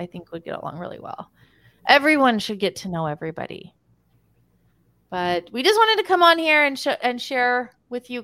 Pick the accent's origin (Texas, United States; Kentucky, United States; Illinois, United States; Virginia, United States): Texas, United States; Texas and Utah, United States; born and raised in Texas and Utah